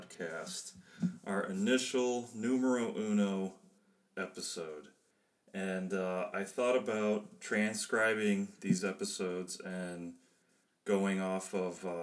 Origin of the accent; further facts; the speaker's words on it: outside of Chicago, Illinois, United States; moved away as an adult; also born or lived in Germany; I was born and raised outside of Chicago